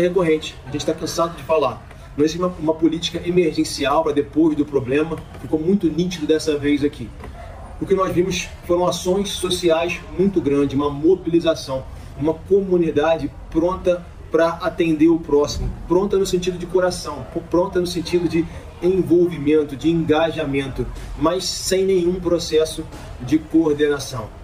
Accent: Petrópolis, Rio de Janeiro, Brazil; médico veterinário, nascido e criado em Petrópolis, 47 anos na região

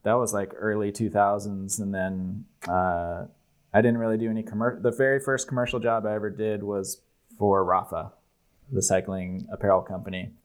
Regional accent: United States; being like an American kid from a fairly normal, not conservative, but middle of the road politics family

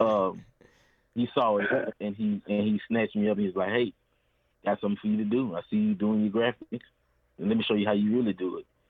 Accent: Baton Rouge, Louisiana, United States; born and raised in Baton Rouge, Louisiana

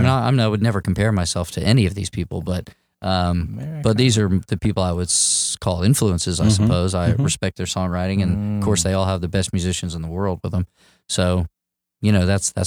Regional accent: Jacksonville, Florida, United States; I grew up in Jacksonville and Riverside, Avondale area is the area that I treasure and I call home.

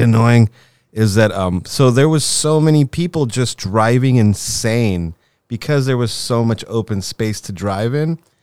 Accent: Los Angeles, California, United States; also born or lived in Lima, Peru; I came here when I was really young.

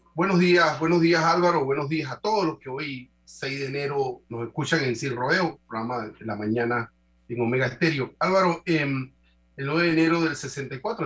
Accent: Panama; como panameños

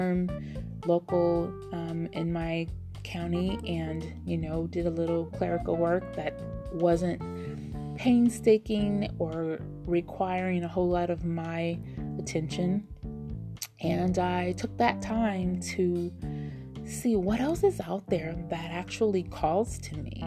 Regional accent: United States; moved away as an adult; now in Nevada, United States; I am a 40-something woman, African-American, born and raised in the United States

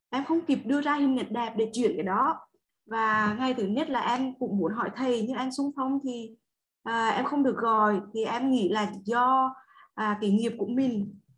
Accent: Đông Hà, Quảng Trị, Vietnam; Dạ em sinh ra và lớn lên ở Đông Hà là Quảng Trị thầy.

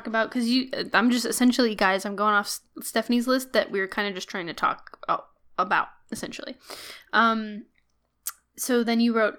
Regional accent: Texas, United States; I'm from Texas.

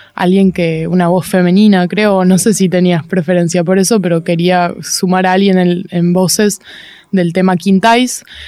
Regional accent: Buenos Aires, Argentina; soy de acá, soy de Capital, eh, crecí crecí en Palermo, o muy, muy porteña

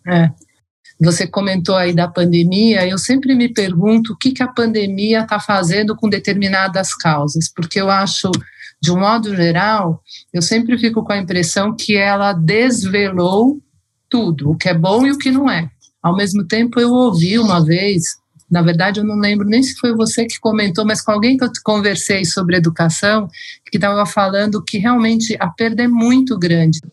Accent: Brazil

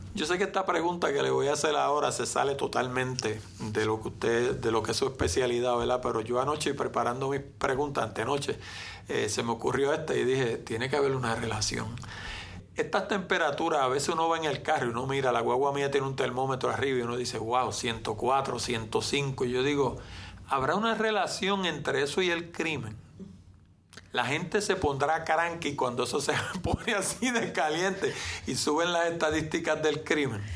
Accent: Puerto Rico; como puertorriqueño que vivo en la Isla Grande

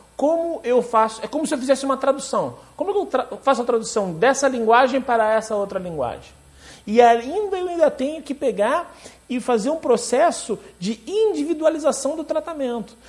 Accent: Rio Grande do Sul, Brazil; moved away; sou natural do Rio Grande do Sul

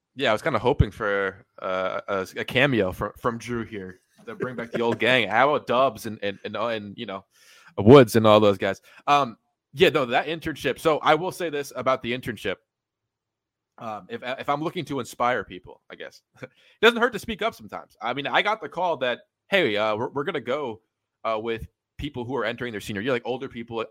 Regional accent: East Greenbush, New York, United States; East Greenbush, New York, ten minutes from Albany, uh, Columbia High School, uh, grew up there, born and raised

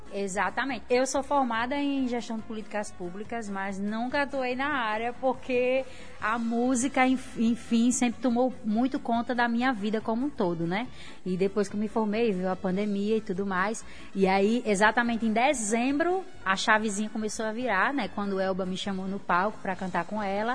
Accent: Natal, Rio Grande do Norte, Brazil; also born or lived in Areia Preta; Eu nasci e me criei no bairro de Mãe Luísa. Hoje eu moro em Areia Preta.

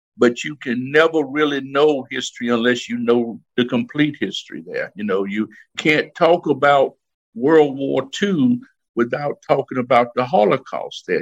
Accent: Philadelphia, Mississippi, United States; now in Florida, United States; here in my hometown of Philadelphia, Mississippi

